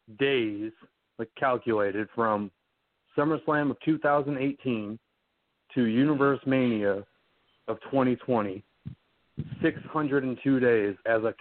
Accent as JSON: {"language": "English", "town": "Milwaukee", "region": "Wisconsin", "country": "United States", "tie": "born or raised there", "said": "Well, growing up, I grew up in Milwaukee, Wisconsin. You know, thank God I don't have a northern accent like everybody else"}